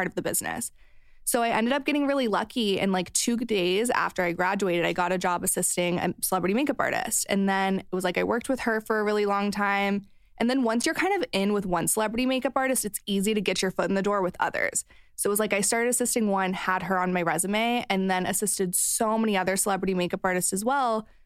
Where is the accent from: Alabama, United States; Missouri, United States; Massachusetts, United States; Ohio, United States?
Missouri, United States; moved away; I grew up in Missouri